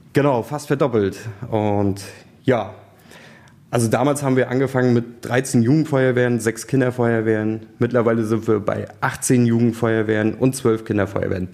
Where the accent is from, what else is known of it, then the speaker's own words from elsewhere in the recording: Goldenstädt, Mecklenburg-Vorpommern, Germany; ich komme eigentlich aus einem Ort mit knapp 600 Einwohnern, ein paar Orte weiter von hier. Das ist die Feuerwehr Goldenstedt oder der Ort Goldenstedt